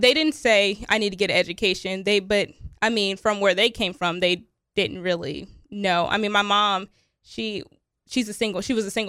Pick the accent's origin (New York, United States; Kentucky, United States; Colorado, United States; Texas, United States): Kentucky, United States; Covington; also born or lived in Chicago, Illinois; Yeah, a lot of moving around. Mostly in Kentucky, though. I was born in Chicago, Illinois. But my mom, when I was younger, we moved to Kentucky. So I lived in Covington, Kentucky, Hebron, Erlanger.